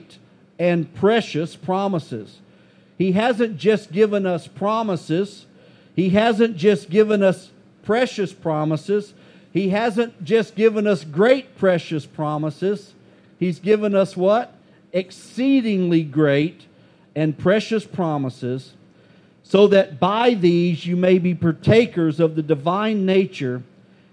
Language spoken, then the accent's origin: English; United States; as an American